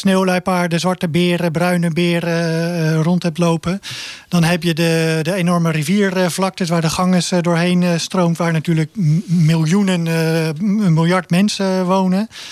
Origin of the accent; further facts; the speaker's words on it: Zoeterwoude, South Holland, Netherlands; also born or lived in Leiden; ik ben echt opgegroeid in de polder in Zoeterwoude.